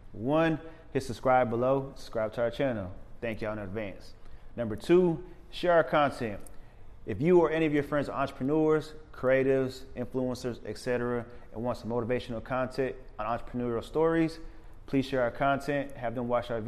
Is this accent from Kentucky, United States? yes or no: no; Killeen, Texas, United States; I'm originally from Killeen, so we right by Fort Hood. That's the Army base, so that's how I kind of grew up